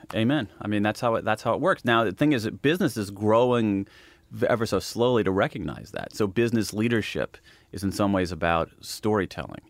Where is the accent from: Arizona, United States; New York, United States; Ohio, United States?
Ohio, United States; I'm from Ohio